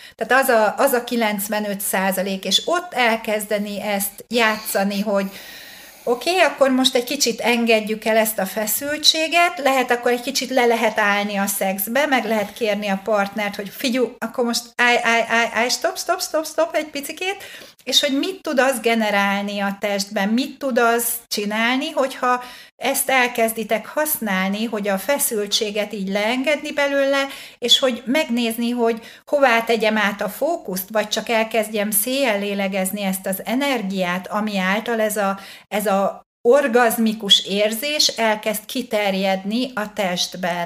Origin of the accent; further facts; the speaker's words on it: Hungary; hát nyilván magyar vagyok